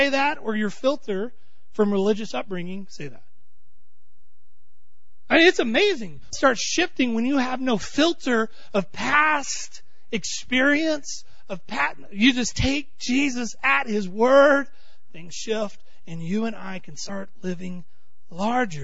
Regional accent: Texas, United States; I'm from Texas

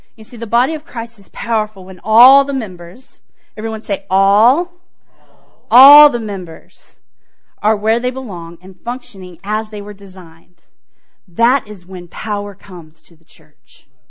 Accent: Houston, Texas, United States; moved away; I grew up in Texas know if you can tell. grew up in Texas, didn't grow up here. I grew up in Houston area

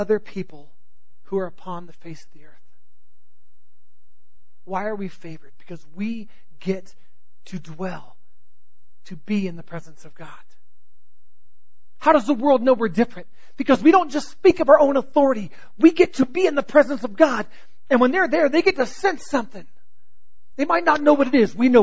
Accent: Southern California, United States; I grew up in Southern California

